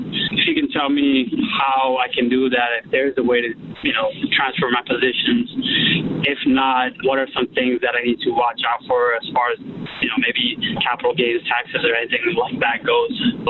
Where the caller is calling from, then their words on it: North Plainfield, New Jersey, United States; I'm calling from North Plainfield, New Jersey.